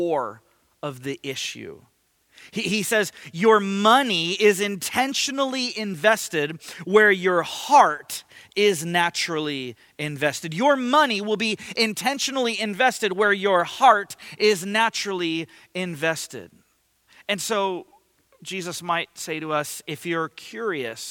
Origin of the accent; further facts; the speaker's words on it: Ventura, California, United States; moved away; I grew up surfing. I grew up in Ventura